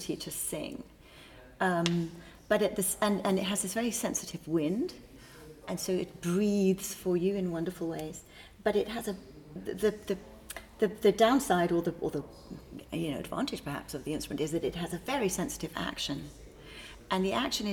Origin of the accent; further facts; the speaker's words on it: England, United Kingdom; now in United States; I come from England, actually. Grew up there.